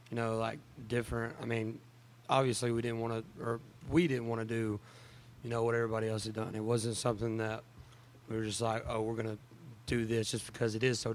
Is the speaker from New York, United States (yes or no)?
no; East Texas, United States; I grew up in East Texas